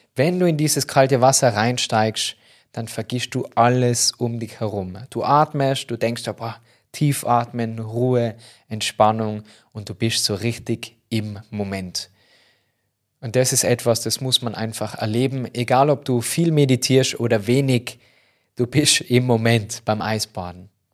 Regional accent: Tyrol, Austria; da bei uns in Tirol

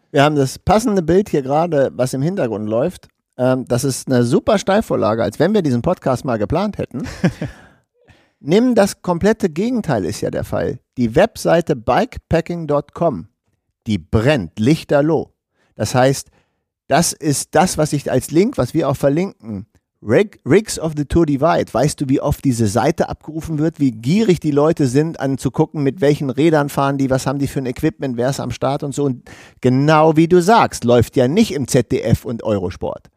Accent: Germany; wir sind ja immer als Deutsche

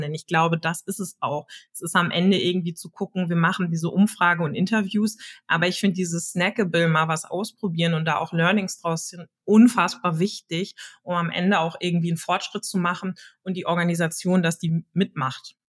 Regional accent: Hamburg, Germany; ich komme aus Hamburg, gebürtig auch aus Hamburg

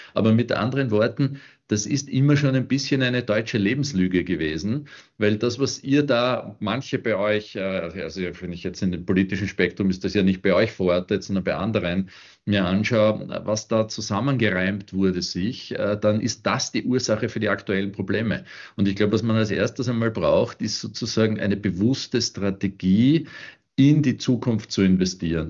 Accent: Austria; ich als Österreicher

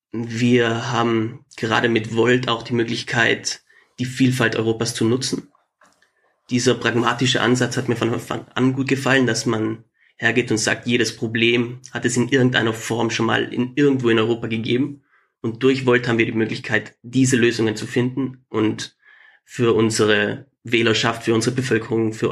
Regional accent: Trentino-Alto Adige, Italy; first language German; Ich bin in Südtirol aufgewachsen, das ist Teil von Italien, aber deutschsprachig, größtenteils. Und ich gehöre eben zu der deutschen Sprachgruppe.

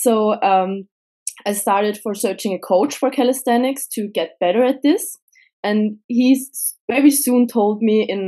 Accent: Vienna, Austria; I come from Austria, from Vienna.

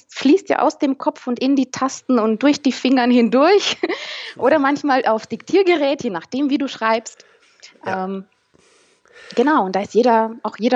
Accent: Romania; Ich bin nämlich selber ähm, aus Osteuropa, Rumänin.

